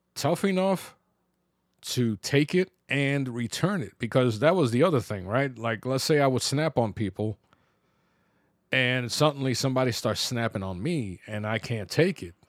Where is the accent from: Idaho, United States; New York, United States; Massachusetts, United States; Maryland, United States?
New York, United States; New York City; growing up in the Bronx